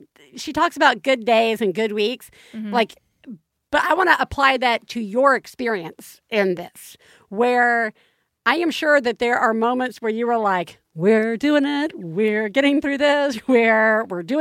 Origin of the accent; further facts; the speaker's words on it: the South, United States; moved away; I grew up in the South.